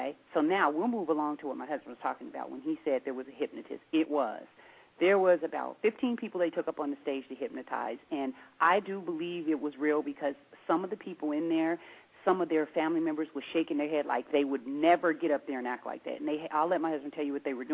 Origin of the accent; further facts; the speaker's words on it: Seattle, Washington, United States; we're from Seattle